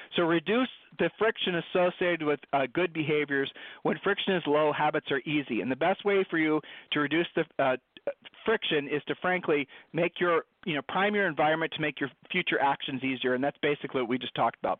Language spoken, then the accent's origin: English; Columbus, Ohio, United States; Julie and I were growing up in Columbus, Ohio